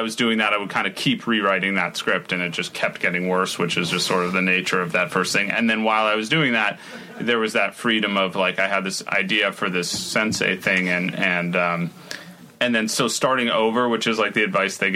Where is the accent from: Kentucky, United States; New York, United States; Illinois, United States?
Illinois, United States; Chicago; moved away; I grew up in Chicago